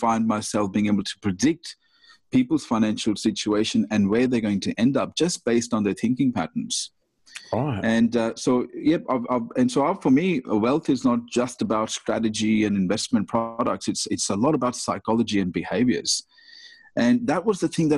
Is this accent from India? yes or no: yes; India; moved away; I was born in India